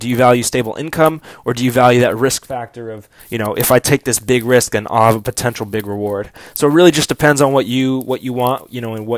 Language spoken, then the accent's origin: English; Orange County, California, United States; also born or lived in Kansas City / Dallas / Bakersfield, California / Fullerton, California; moved to Orange County, Fullerton, California when I was starting seventh grade